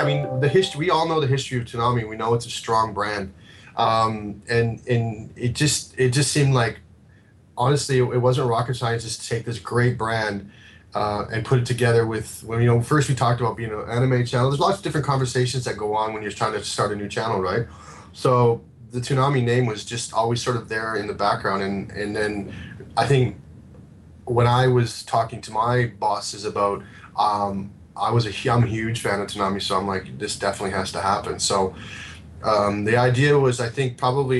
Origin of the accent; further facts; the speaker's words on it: Canada; moved away; I'm Canadian, so I had to move here to get it.